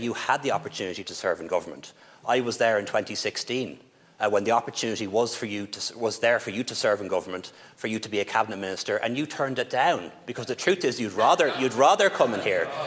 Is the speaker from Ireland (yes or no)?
yes; Dublin, Leinster, Ireland; I'm from Dublin